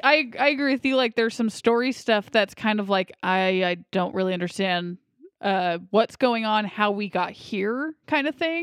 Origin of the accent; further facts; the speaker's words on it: United States; I'm American